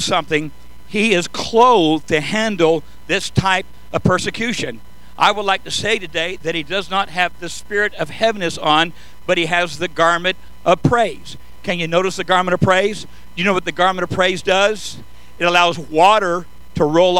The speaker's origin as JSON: {"language": "English", "area": "San Joaquin Valley", "region": "Southern California", "country": "United States", "tie": "born or raised there", "said": "I was born and raised in Southern California in the Fertile Valley, San Joaquin Valley"}